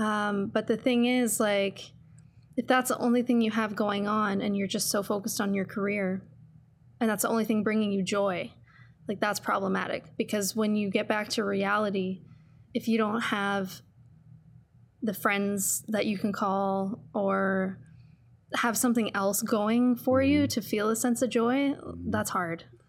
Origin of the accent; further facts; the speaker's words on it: Sudbury, Ontario, Canada; moved away as an adult; now in Calgary, Canada; I grew up in Sudbury, and it's, it's a city, but it's very much a small town